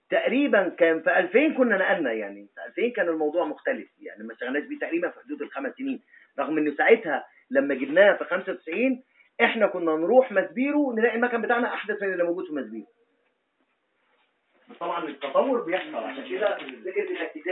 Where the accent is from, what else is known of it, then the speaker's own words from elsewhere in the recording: Egypt; احنا عندنا في مصر